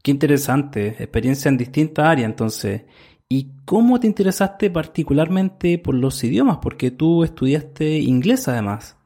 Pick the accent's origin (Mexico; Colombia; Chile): Chile; soy de Chile